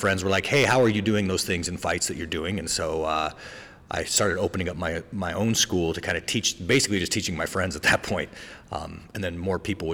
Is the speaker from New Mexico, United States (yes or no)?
yes; Albuquerque, New Mexico, United States; I grew up in the South Valley of Albuquerque, New Mexico